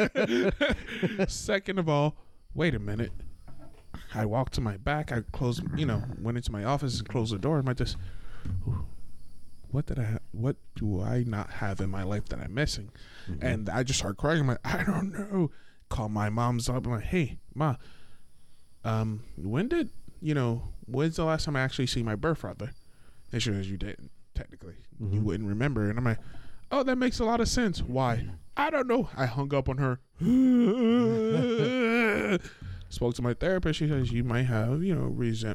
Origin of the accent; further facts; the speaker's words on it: South Florida, United States; also born or lived in Daytona, Florida; growing up in South Florida